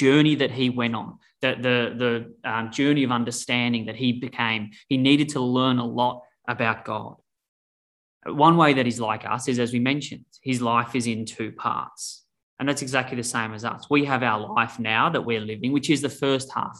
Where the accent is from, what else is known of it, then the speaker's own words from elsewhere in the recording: Australia; now in Denver, United States; I'm originally from Australia